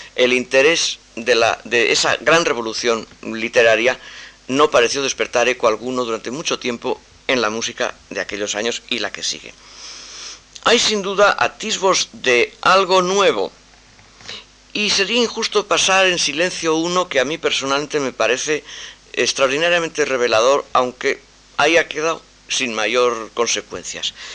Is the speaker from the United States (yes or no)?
no; Spain